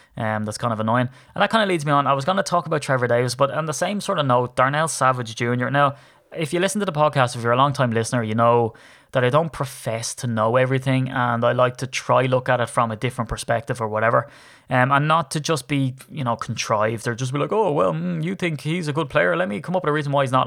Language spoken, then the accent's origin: English; Ireland; I'm Irish